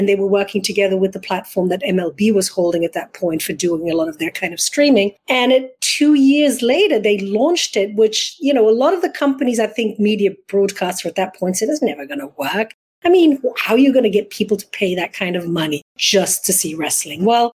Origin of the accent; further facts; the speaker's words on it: Belgium; accent: hybrid English-American; English is a second language; moved away as an adult; also born or lived in London; now in United States; No, I'm originally from Belgium, born and bred, went to college there, and then started my career in London. So I have this hybrid English-American, because I've also been here now for 22 years.